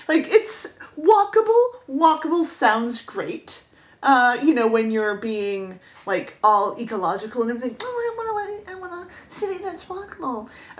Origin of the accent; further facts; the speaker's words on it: Florida, United States; moved away; I'm from Florida and I'm stupid and I know no better. And I am 44 and breakable.